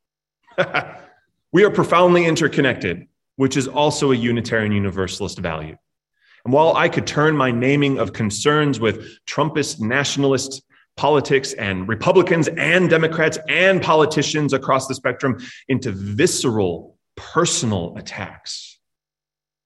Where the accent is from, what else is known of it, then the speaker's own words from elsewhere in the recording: Chicago, Illinois, United States; being a Chicagoan, right? It's in my blood, generations deep.